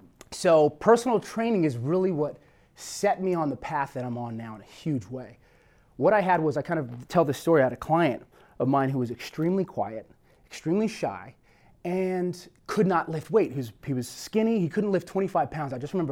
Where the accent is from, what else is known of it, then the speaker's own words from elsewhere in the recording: California, United States; And we actually moved to California when I was 2 years old. And so I was raised out here in Southern California.